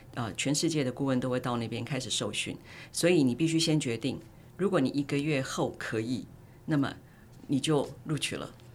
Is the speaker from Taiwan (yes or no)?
yes; Taiwan; 我是在台湾土生土长、土学的哲学系毕业生